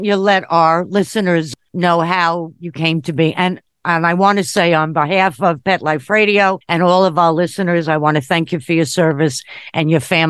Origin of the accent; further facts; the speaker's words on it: Long Island, New York, United States; I'm from Long Island.